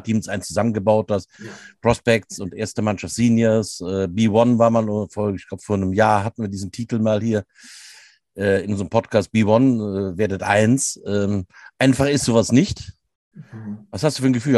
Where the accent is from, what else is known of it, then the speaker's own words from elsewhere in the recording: Rhineland, Germany; bei uns im Rheinland